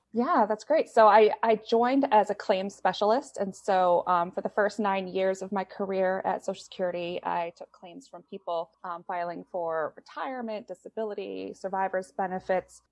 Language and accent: English; Southern Maine, United States; I was born and raised in Southern Maine, and I stayed in Maine for college.